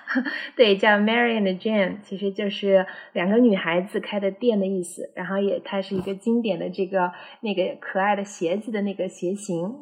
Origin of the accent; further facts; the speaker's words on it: Xinjiang, China; now in Chengdu, China; 我是小时候一直在新疆出生长嗯。大